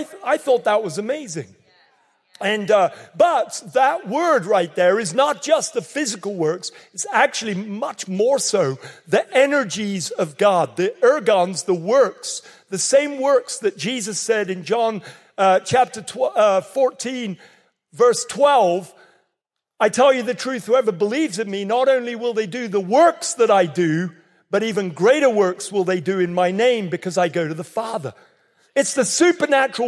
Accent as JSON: {"language": "English", "region": "England", "country": "United Kingdom", "accent": "English", "moved": "yes", "lives_now": "North Carolina, United States", "said": "I might sound English"}